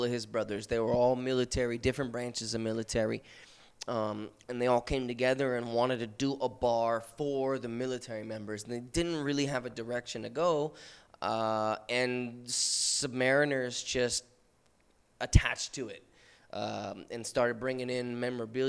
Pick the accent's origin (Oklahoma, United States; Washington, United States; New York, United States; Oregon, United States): Washington, United States; moved away as an adult; now in Guam, United States; I came from Washington State originally